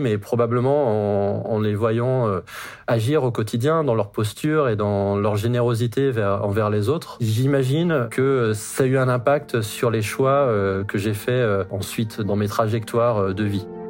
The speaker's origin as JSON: {"language": "French", "region": "Brittany", "country": "France", "tie": "born or raised there", "moved": "yes", "lives_now": "Montrouge, France", "said": "J'ai grandi en Bretagne"}